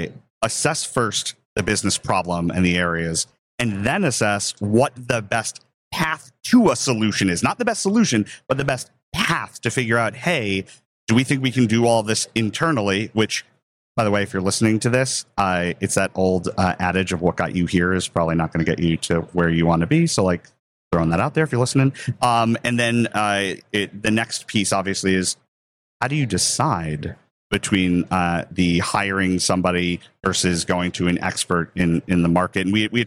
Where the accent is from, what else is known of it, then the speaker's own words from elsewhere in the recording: New York, United States; We're all from New York, so you don't mind talking over others, which is great.